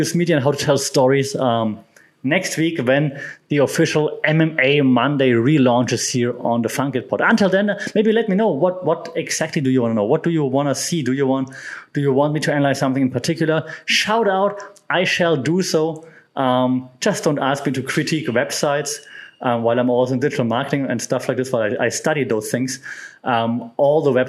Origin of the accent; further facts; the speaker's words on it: Germany; my home country of Germany